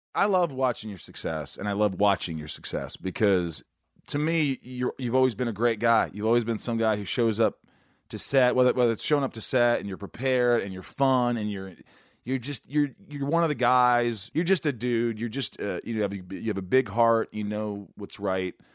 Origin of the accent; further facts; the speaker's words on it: Indiana, United States; also born or lived in New York; I grew up in Indiana, I was born in New York, but I grew up in Indiana